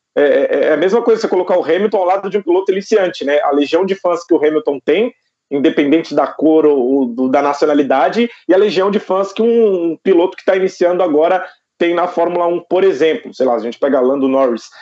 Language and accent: Portuguese; Taboão da Serra, São Paulo, Brazil; now in Osasco, Brazil; Eu sou de Taboão da Serra. Hoje eu moro em Osasco, mas eu sou de Taboão da ah. Serra, região metropolitana aqui de São Paulo.